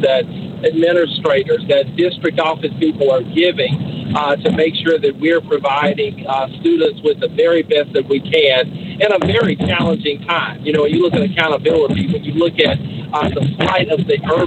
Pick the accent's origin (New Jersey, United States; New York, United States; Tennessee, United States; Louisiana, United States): Louisiana, United States; Caddo Parish; moved away as an adult; also born or lived in Georgia / Dallas area, Texas; I was born in Caddo Parish. Both my parents were career Caddo educators.